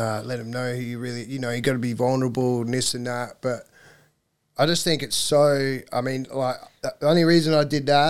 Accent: Australia; being Aussie

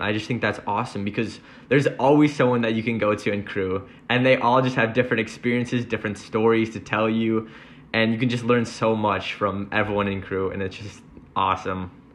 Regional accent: Oak Creek, Wisconsin, United States; now in Madison, United States; I'm from Oak Creek, Wisconsin, and I'm majoring in mechanical engineering

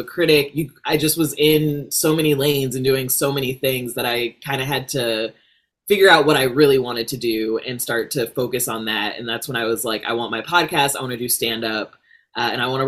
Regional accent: Rockford, Illinois, United States; moved away as an adult; also born or lived in Chicago, Illinois; now in Los Angeles, United States; I am from Illinois, Midwest. I grew up in Rockford, Illinois

